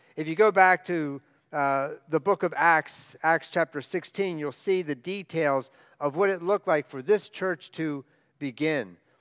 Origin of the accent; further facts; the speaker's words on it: outside of Baltimore, Maryland, United States; I grew up outside of Baltimore, out in the rural area